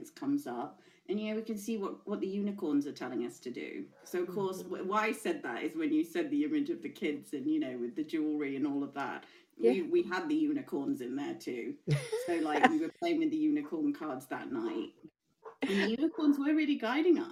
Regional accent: Hong Kong; now in England; I'm half English, I'm half Swiss. I was born and grew up in Hong Kong

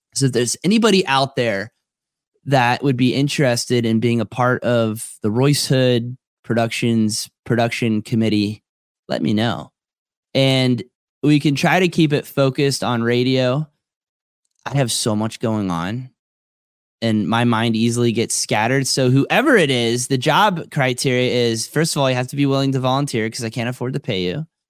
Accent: Tequesta, Florida, United States; I was a kid growing up in Tequesta, Florida

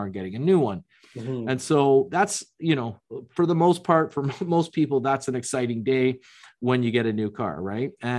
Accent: Toronto, Ontario, Canada; I'm from Toronto

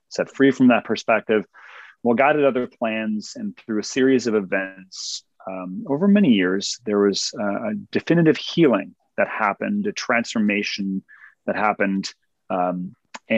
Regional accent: Cleveland, Ohio, United States; now in Texas, United States; I originally was born and raised in Cleveland, Ohio

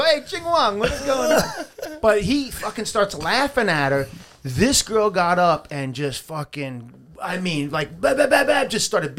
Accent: Long Island, New York, United States; growing up in Long Island, New York

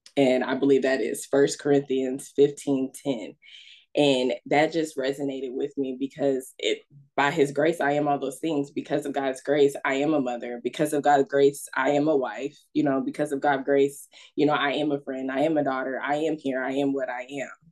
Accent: Las Vegas, Nevada, United States; also born or lived in Louisville, Kentucky; originally, I'm from Louisville. My father had, um, after the my parents divorced, my father had moved to Vegas. So me and my siblings, um, back in like 96 i was about eight years old we have moved to las vegas to live with my father

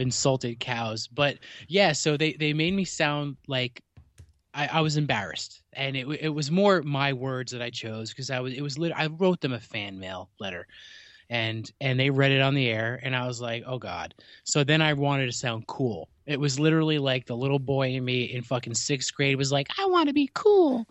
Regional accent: New Jersey, United States; I'm from New Jersey

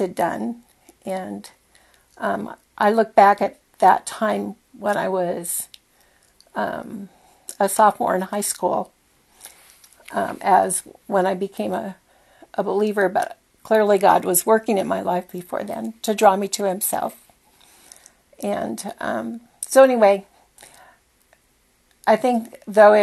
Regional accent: Whittier, California, United States; I was born in 1946 in Whittier, California. And I was born into a solidly middle-class family

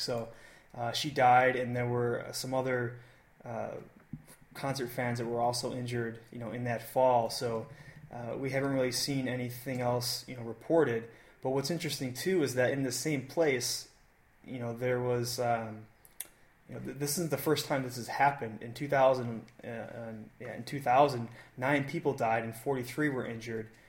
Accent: United States; I'm not French. I'm American

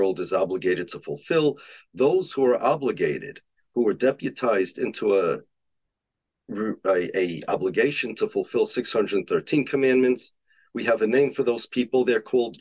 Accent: United States; I'm an American. My family's from Poland.

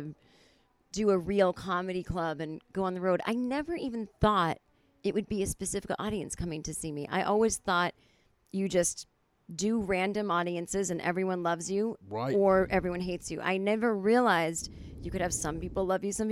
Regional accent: Boston, Massachusetts, United States; born or raised there

